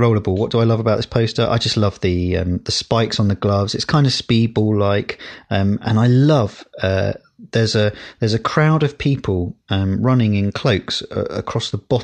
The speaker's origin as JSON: {"language": "English", "town": "Windsor", "region": "South East England", "country": "United Kingdom", "tie": "born or raised there", "said": "where I grew up in Windsor"}